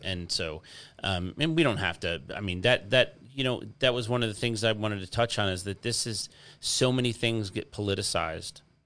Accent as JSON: {"language": "English", "town": "Detroit", "region": "Michigan", "country": "United States", "tie": "born or raised there", "said": "I grew up in Detroit"}